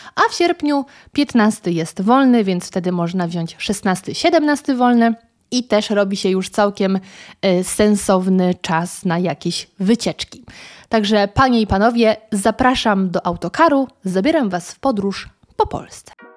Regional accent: Świeradów-Zdrój area, Lower Silesian Voivodeship, Poland; now in Warsaw, Poland; sama pochodzę z terenów zdrojowych, Świeradów Zdrój, Szklarska, Karpacz

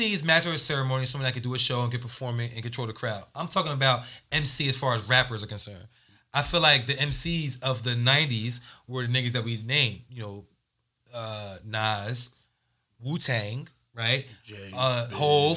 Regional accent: Willingboro, New Jersey, United States; I'm from Willingboro, New Jersey

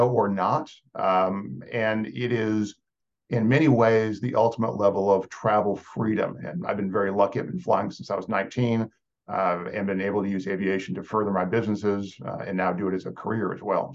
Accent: Texas, United States; moved away as an adult; I'm from Texas, but I'm not a Texan

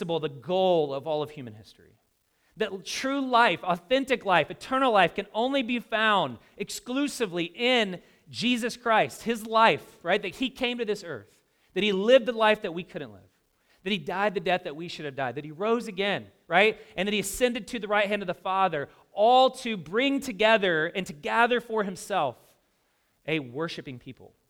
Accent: the South, United States; I grew up in the South

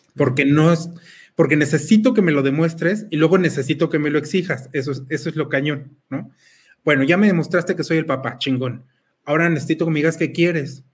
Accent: Mexico; tenemos nosotros como mexicanos este sincretismo

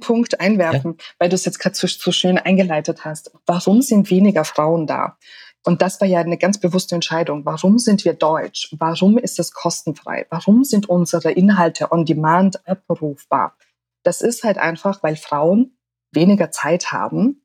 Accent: Austria; ich bin ja in Österreich aufgewachsen

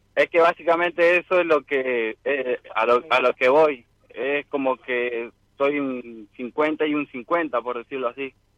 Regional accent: San Luis, Argentina; De acá de San Luis, capital

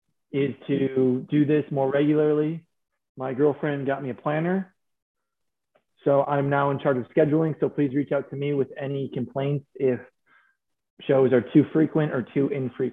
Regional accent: Minnesota, United States; also born or lived in Louisville, Kentucky; now in Chicago, United States; decided to pack my bags and move back to the Midwest, to the great city of Chicago. It's really, it's cold again. I grew up in Minnesota, and I forgot how much I hated winters.

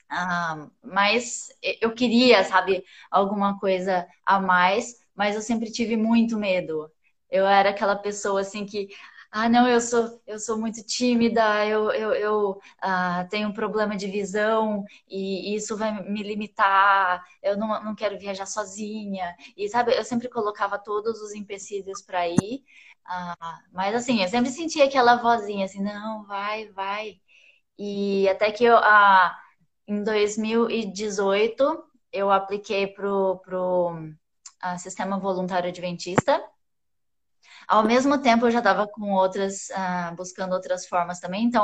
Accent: Campo Grande, Mato Grosso do Sul, Brazil; Eu nasci em Campo Grande, Mato Grosso do Sul. Uh, morei em várias cidades lá, que eu sou filha de pastor, meio nômade.

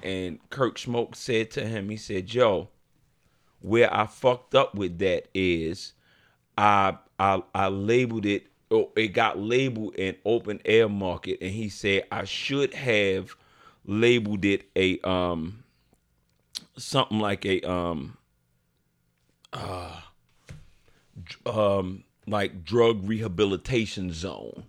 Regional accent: Baltimore, Maryland, United States; now in Atlanta, United States; I'm from a neighborhood, too. I'm from Midway.

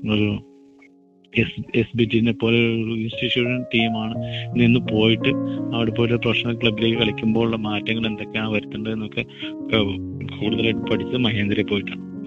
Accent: Kerala, India

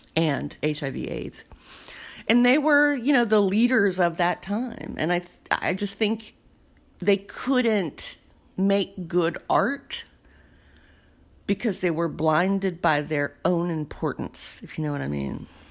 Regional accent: the South, United States; I grew up in the South

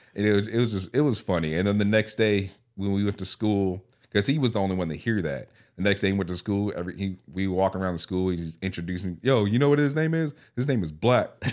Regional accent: California, United States; I grew up in California

